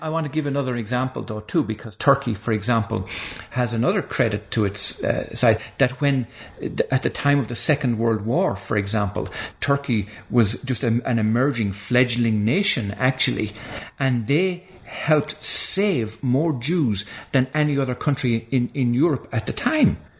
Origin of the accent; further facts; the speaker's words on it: Ireland; moved away; when I was growing up in Ireland